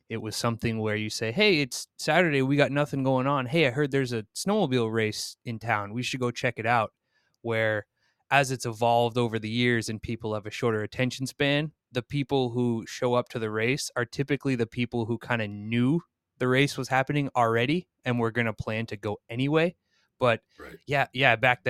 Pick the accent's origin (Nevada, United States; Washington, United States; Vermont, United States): Vermont, United States; Newport; Everybody in my hometown of 5,000 people seemingly was at that race.